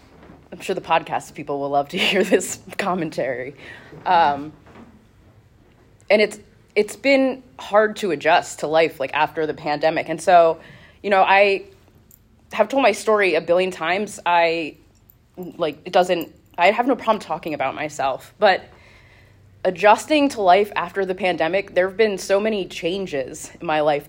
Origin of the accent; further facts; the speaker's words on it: Reading, United States; I grew up here in Reading. I've been here my entire life.